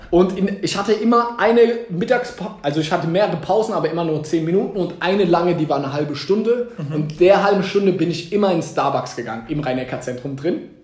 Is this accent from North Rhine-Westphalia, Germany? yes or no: no; Mannheim, Baden-Württemberg, Germany; wenn mich Leute fragen, wo kommst du her, sage ich eher aus Mannheim, niemals aus Heidelberg